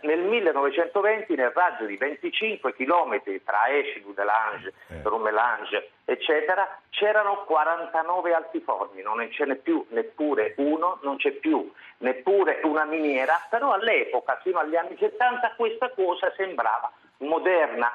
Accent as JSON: {"language": "Italian", "town": "Taranto", "region": "Apulia", "country": "Italy", "tie": "born or raised there", "said": "sono tarantino e ho sempre vissuto"}